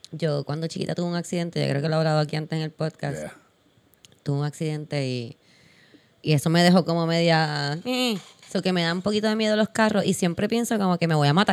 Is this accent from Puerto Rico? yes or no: yes; Puerto Rico; Ah, porque como es que nosotros somos puertorriqueños, nosotros podemos decir como que, pero es que nosotros ni usamos esa palabra en verdad